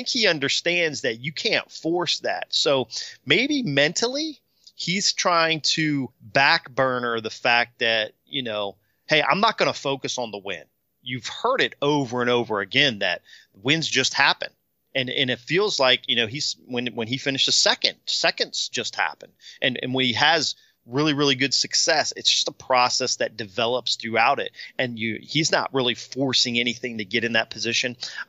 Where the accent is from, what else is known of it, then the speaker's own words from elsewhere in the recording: Virginia, United States; Where I grew up in Virginia, Kurt Lytle was running one of those like